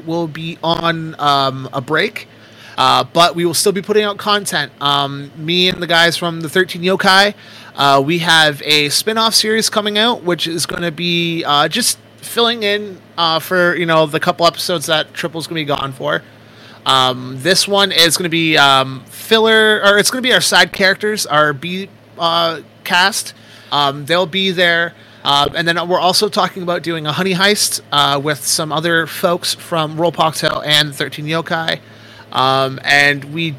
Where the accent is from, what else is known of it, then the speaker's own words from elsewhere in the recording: Canada; I'm from Canada